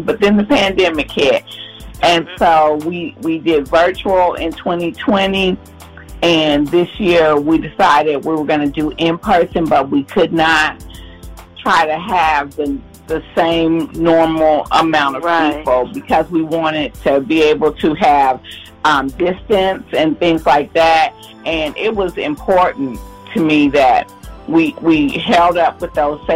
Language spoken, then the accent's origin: English; Ohio, United States; moved away; also born or lived in Charlotte, North Carolina; I'm from Ohio